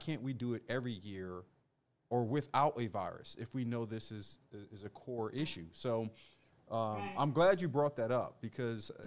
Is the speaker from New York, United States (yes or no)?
no; Philadelphia, Pennsylvania, United States; growing up in Philadelphia, growing up in the inner cities